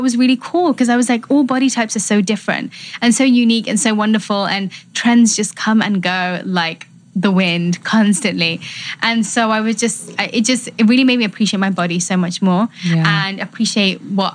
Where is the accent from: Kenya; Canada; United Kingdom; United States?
United Kingdom; London; I grew up in London, but I have an Indian background.